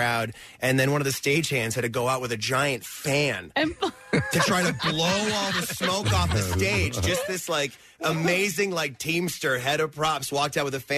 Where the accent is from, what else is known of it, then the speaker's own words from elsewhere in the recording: New Brunswick, Canada; moved away as an adult; also born or lived in Chicago / Toronto; I was born on the east coast of Canada.